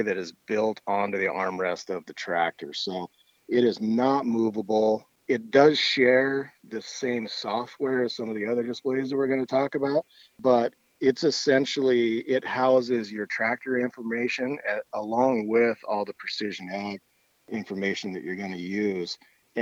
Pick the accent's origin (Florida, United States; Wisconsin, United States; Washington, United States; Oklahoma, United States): Washington, United States; Columbia Basin; I was born and raised in the Columbia Basin